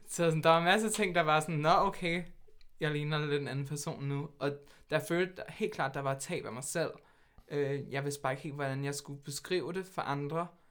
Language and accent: Danish; Hvidovre, Capital Region of Denmark, Denmark; Jeg kommer fra Hvidovre, der er født og opvokset, med lidt nogle, et par års undtagelser, hvor jeg boede lidt her, her og